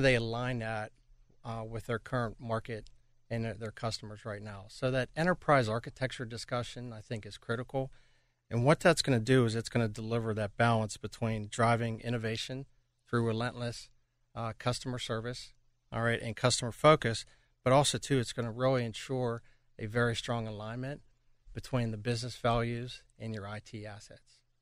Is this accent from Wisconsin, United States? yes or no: no; Pittsburgh, Pennsylvania, United States; moved away as an adult; also born or lived in Toronto; be back in my hometown of Pittsburgh